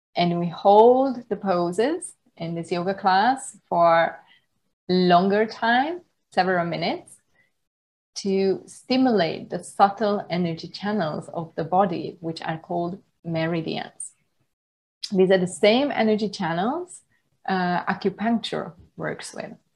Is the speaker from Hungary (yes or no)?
yes; Hungary; moved away as an adult; also born or lived in Budapest, Hungary / United Kingdom / Germany; now in Thailand; I was uh, born and raised in the Hungarian countryside